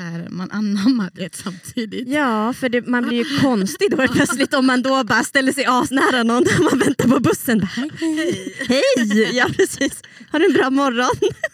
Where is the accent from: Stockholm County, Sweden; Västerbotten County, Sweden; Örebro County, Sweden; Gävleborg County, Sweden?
Västerbotten County, Sweden; Umeå; moved away as an adult; also born or lived in Melbourne, Australia; jag kommer ju från Umeå och jag är uppväxt i Sverige